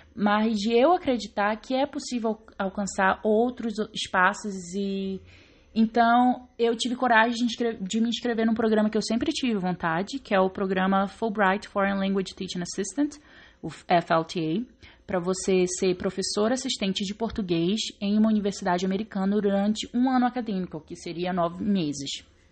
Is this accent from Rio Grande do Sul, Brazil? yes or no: no; Belém, Pará, Brazil; Eu sou de Belém do Pará, como eu já disse. Eu cresci num bairro na periferia de Belém chamado Águas Lindas